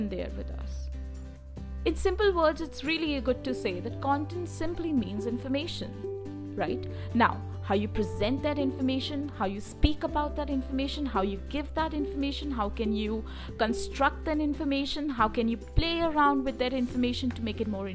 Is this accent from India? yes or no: yes; India; I hail from India, and in India, we speak Hindi.